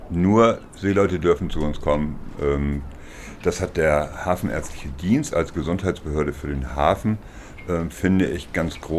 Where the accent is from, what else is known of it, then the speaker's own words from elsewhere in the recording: Lower Saxony, Germany; ja, ich komme eigentlich aus Ostfriesland und äh, mein Papa war Pastor auf dem Dorf Wiesens bei Aurich